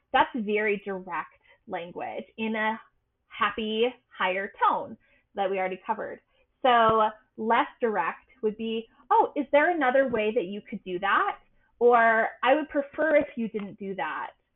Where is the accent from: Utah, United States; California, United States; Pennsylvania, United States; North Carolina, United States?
Utah, United States; also born or lived in Massachusetts; I am from Utah, and Utah has a very prominent, dominant religious culture, the, the Mormons. I'm not Mormon, but I did grow up here